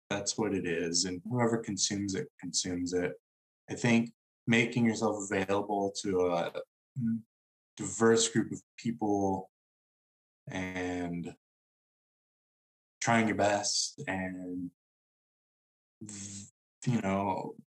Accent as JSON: {"language": "English", "region": "Midwest", "country": "United States", "tie": "born or raised there", "said": "I grew up in the Midwest"}